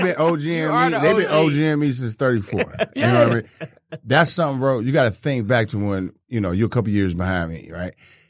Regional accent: United States; I'm from Linwood.

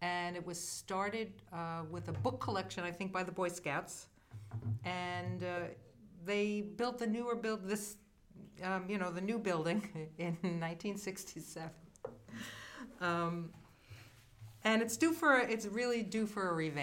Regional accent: Valley Stream, New York, United States; when I was a kid and I was growing up in Valley Stream, New York

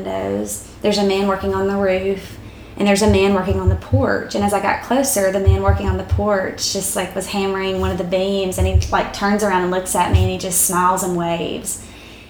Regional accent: South Arkansas, United States; moved away; I was actually back in my hometown. So it was the home I grew up in South Arkansas

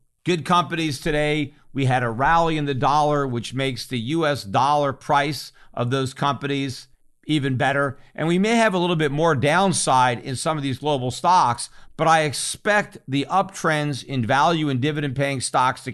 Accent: United States; as an American

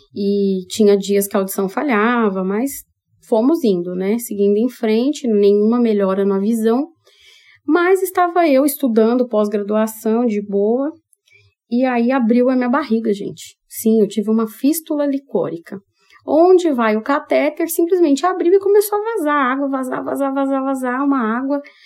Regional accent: São Paulo, Brazil; now in Maringá, Brazil; Porque nem maringaense eu sou, eu sou paulistana

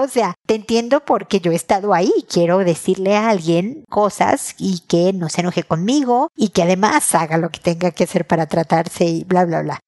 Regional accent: Mexico; now in Chile; de México, de mi país o de Chile donde vivo

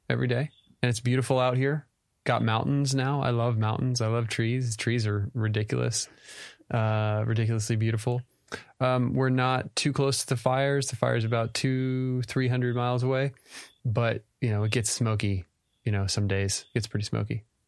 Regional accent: Texas, United States; moved away as an adult; All our family is in Texas. we're both from Texas

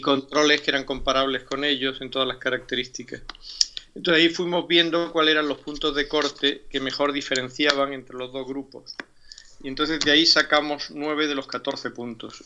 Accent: Málaga, Andalusia, Spain; soy malagueño

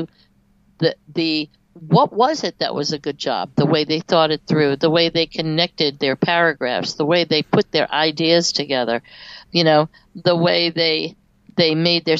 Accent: New York, United States; now in North Carolina, United States; I also moved to the South, and I'm from New York originally.

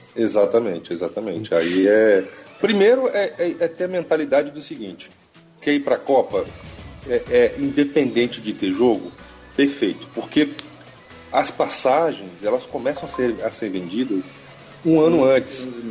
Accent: Brasília, Federal District, Brazil; sou de Brasília

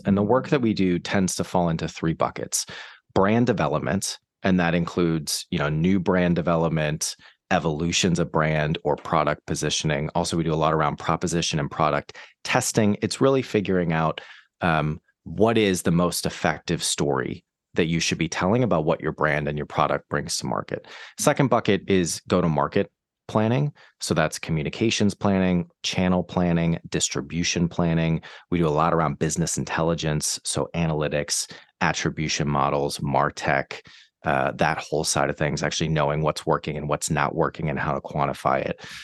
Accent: Boston, Massachusetts, United States; moved away as an adult; also born or lived in New York / San Francisco; now in London, United Kingdom; I'm from the States, from Boston, actually, originally.

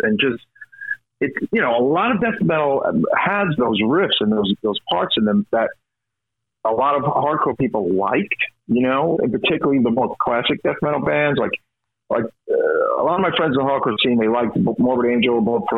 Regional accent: New York City, New York, United States; I'm from Brooklyn.

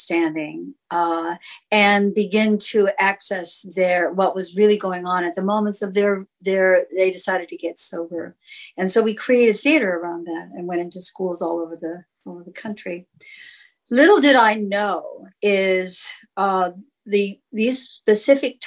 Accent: Sacramento, California, United States; also born or lived in San Francisco; I grew up in in Sacramento, California

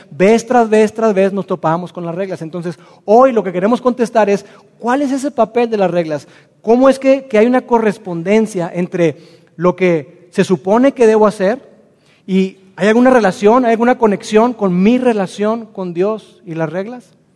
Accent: Mexico; Nosotros como mexicanos

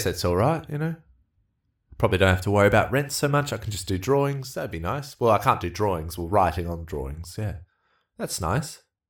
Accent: United Kingdom; Oh, well, all right. Well, thankfully, I'm actually British, so it should be all right.

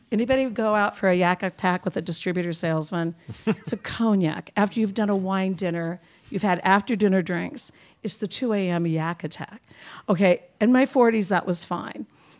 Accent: Fresno, California, United States; I made my way to Fresno, California when I was about 8.

